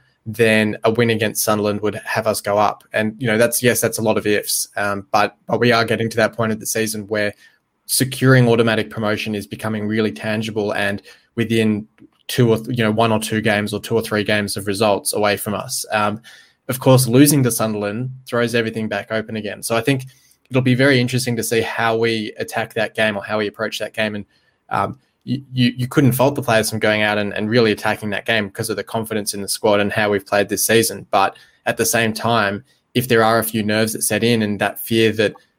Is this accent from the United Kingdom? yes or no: no; Australia; as an Australian